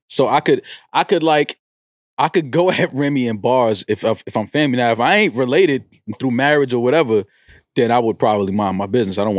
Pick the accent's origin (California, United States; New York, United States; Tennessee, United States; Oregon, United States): New York, United States; Bronx; No, yeah. I'm from the Bronx.